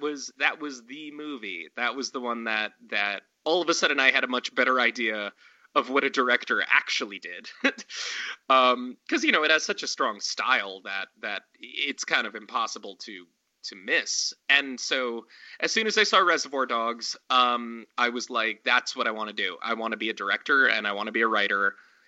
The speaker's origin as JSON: {"language": "English", "region": "Pennsylvania", "country": "United States", "tie": "born or raised there", "also_born_or_lived": "Montana / New York City / Paris / Berlin", "moved": "as an adult", "lives_now": "Los Angeles, United States", "said": "I'm originally from Montana. Moved to Pennsylvania when I was pretty young, like, you know, 8 or 9, I'd say. Went to high school and everything there."}